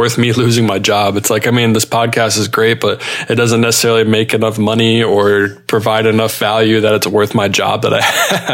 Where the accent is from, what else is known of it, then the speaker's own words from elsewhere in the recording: Charlotte, North Carolina, United States; I'm from Charlotte, North Carolina, so American's pretty much all I ever saw